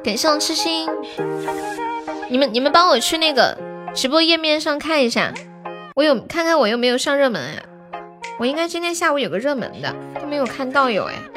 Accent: Sichuan, China; 你咋个晓得我是四川的呢

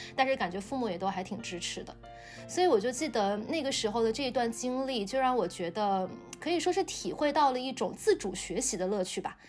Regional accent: Shenzhen, Guangdong, China; moved away; 我在深圳长大

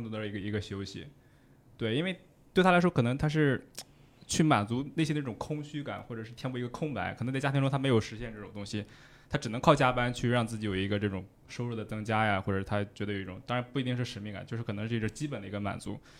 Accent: China; now in Netherlands; 我们中国人可能会更加地遵守着

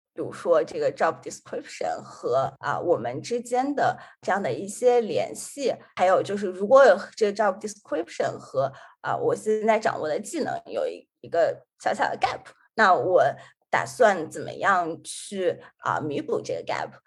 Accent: Xi'an, Shaanxi, China; now in Washington, D.C., United States; 本身是来自西安，就是一个北方城市，它的特点就是说是非常四季分明

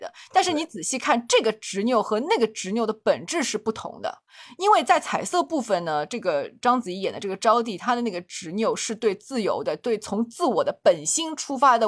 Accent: China; 我们中国人

